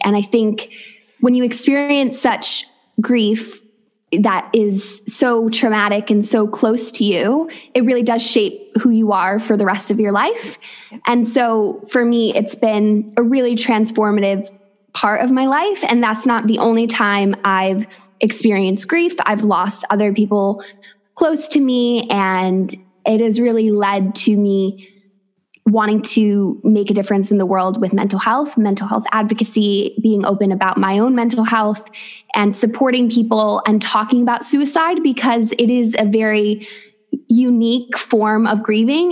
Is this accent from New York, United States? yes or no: yes; upstate New York, United States; moved away as an adult; also born or lived in West Virginia / Thailand; now in Weston-super-Mare, United Kingdom; I'm originally from upstate New York, and I now live in the southwest of England in a tiny seaside town in Weston super Mare.